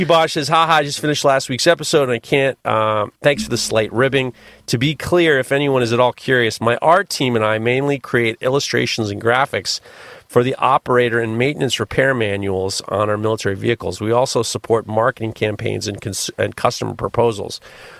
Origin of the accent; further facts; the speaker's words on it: Canada; But being Canadian, I have to say sorry for boring you.